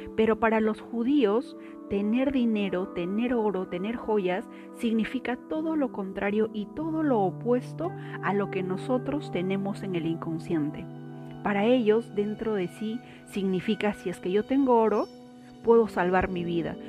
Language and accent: Spanish; Peru; Soy de Perú